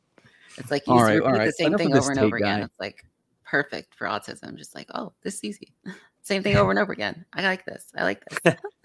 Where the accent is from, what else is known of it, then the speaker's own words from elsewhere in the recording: the South, United States; I'm from the South.